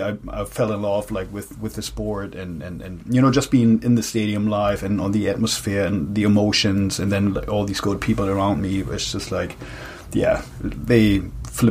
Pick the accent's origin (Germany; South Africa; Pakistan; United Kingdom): Germany; moved away as an adult; now in New York, United States; I was born and raised in Germany